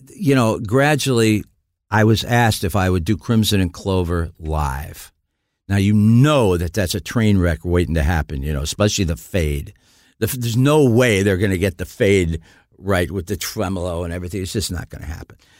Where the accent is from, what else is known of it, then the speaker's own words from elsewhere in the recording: Niles, Michigan, United States; also born or lived in Dayton, Ohio; I was born in Dayton, Ohio. I was raised in Niles, Michigan